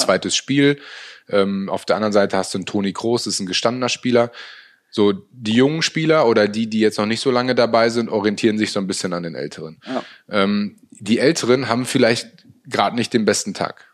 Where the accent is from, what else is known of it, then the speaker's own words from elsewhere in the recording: Münster, North Rhine-Westphalia, Germany; also born or lived in Hanover; ich bin ja total glücklich in, in meiner Heimatstadt nach wie vor zu leben. Ähm, bin nie wirklich weg gewesen. Also mhm. selbst zu meiner Hannover-Zeit, die vier Jahre, ähm, habe ich eine Wohnung in Münster immer gehabt, mhm. ähm, weil das für mich einfach Heimat ist.